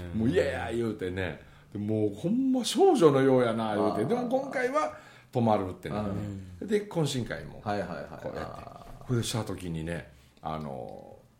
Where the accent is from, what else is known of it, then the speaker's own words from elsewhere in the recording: Mie, Japan; 僕のその生まれ故郷の大杉谷というあの山奥